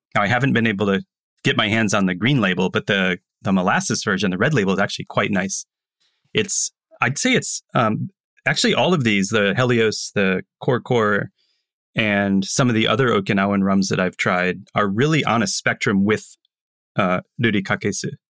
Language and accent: English; Tampa, Florida, United States; moved away; also born or lived in New York City; growing up in Tampa, the old man smoking cigars, drinking rum